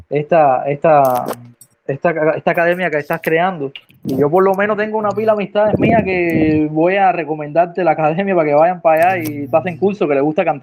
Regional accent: Cuba; Explotar todos los conocimientos y todas las herramientas que tenemos nosotros como cubanos aquí

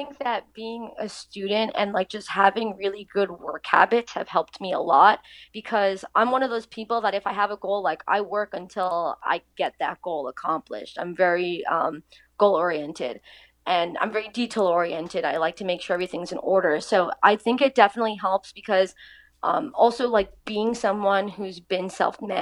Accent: Long Island, New York, United States; So I grew up in Long Island. I still live in the same house since I was a kid.

